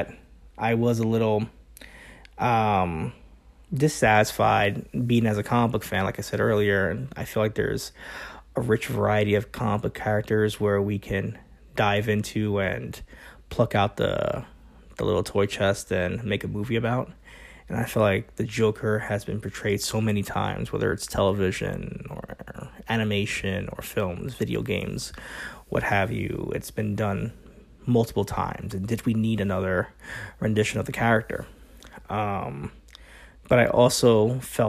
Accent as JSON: {"language": "English", "town": "New York City", "region": "New York", "country": "United States", "tie": "born or raised there", "moved": "yes", "lives_now": "Arizona, United States", "said": "my home state"}